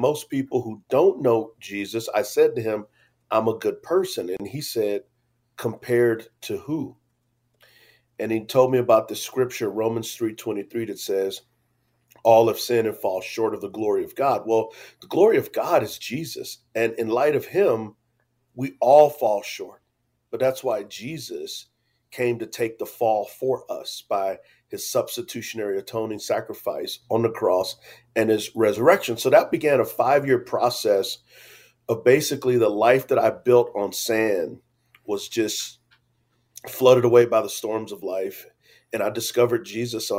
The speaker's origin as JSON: {"language": "English", "town": "San Antonio", "region": "Texas", "country": "United States", "tie": "born or raised there", "said": "I grew up in San Antonio, Texas"}